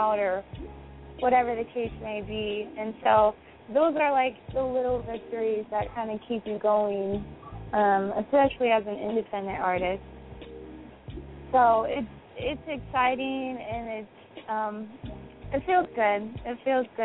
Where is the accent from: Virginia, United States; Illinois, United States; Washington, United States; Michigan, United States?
Washington, United States; Seattle; I'm from Seattle, Washington, born and raised